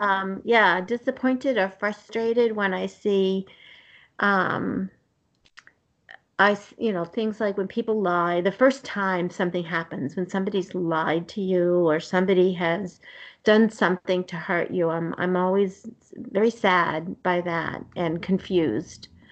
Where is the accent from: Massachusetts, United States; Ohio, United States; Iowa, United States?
Massachusetts, United States; Somerville; I grew up in the city in uh, Somerville, and so right mm-hmm. outside of Boston